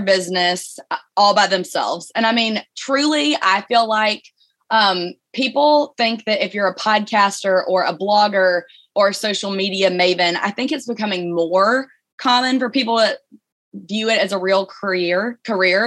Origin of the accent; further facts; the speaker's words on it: Birmingham, Alabama, United States; You probably heard my accent. I'm from Birmingham, Alabama.